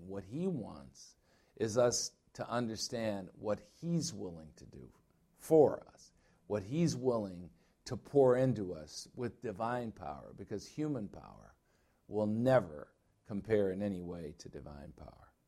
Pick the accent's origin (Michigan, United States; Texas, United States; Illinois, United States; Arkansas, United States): Illinois, United States; now in Arizona, United States; I'm from Illinois